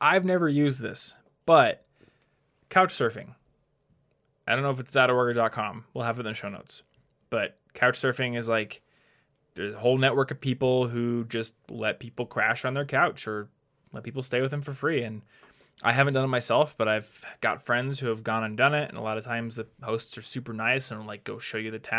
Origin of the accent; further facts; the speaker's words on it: United States; Yeah, the funny thing about being an American is like often the city you live in is more dangerous